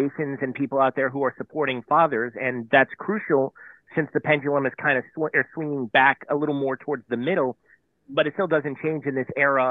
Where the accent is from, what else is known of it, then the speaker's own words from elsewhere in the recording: San Diego, California, United States; moved away as an adult; also born or lived in Wilmington, Delaware; I'm a Southern California kid born and raised in San Diego